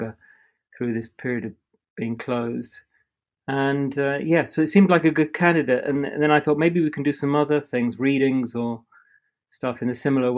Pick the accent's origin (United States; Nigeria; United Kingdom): United Kingdom; Drax, Yorkshire and the Humber; also born or lived in Middlesbrough; I grew up in a village in the middle of nowhere in Yorkshire. I grew up in Middlesbrough for a while, and then moved to Yorkshire when I was young.